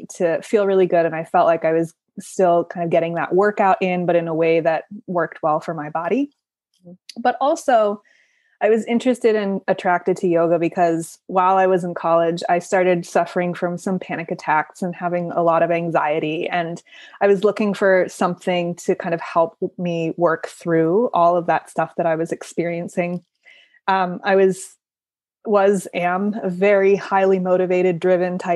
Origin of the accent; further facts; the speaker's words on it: Cleveland, Ohio, United States; moved away as an adult; also born or lived in Boulder, Colorado; I grew up in Northeast Ohio in suburban Cleveland, Ohio